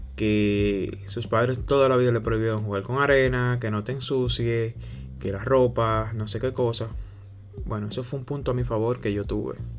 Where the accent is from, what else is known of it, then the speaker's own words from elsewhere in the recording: Dominican Republic; soy de la República Dominicana